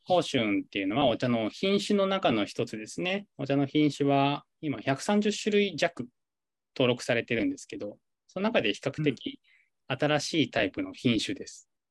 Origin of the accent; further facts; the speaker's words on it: Yamanashi, Japan; moved away as an adult; 僕はあの山梨県出身なんですけど、毎年実家の方から桃が届く